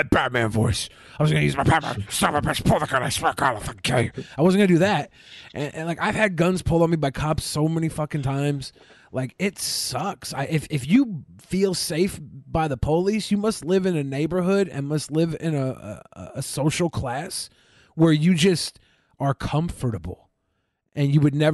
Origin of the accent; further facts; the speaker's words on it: United States; I'm from America